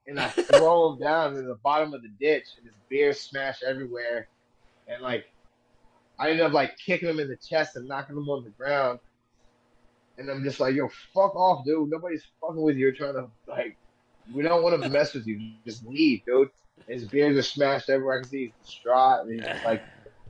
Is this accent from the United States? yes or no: yes; Bakersfield, California, United States; I grew up in Bakersfield